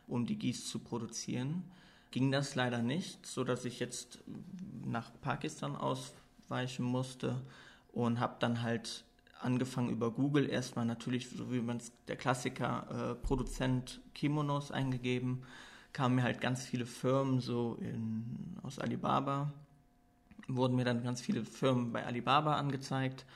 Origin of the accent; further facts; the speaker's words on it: Koblenz, Rhineland-Palatinate, Germany; moved away as an adult; also born or lived in Cologne; now in Luxembourg; Ich komme ursprünglich aus Koblenz, bin 27 Jahre alt, habe dann nach meinem Abitur in äh, Köln studiert und wohne jetzt seit knapp anderthalb Jahren hier in Luxemburg